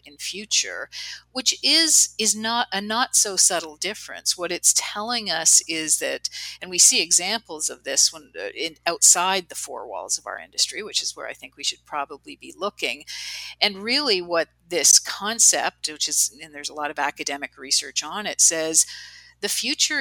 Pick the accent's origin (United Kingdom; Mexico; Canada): Canada; I'm Canadian